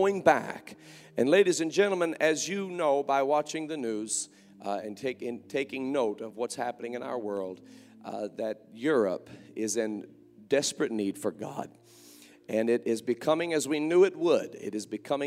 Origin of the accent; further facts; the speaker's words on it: Indiana, United States; I grew up with them in Indiana